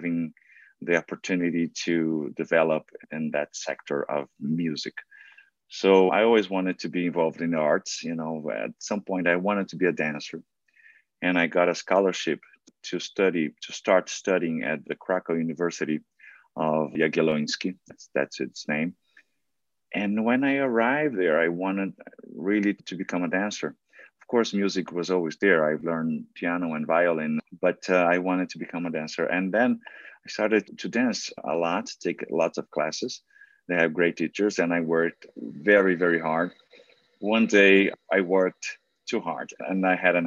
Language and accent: English; São Paulo, Brazil; first language Portuguese; English is a second language; moved away as an adult; now in New York, United States; I was born in a very little town in Brazil, in Sao Paulo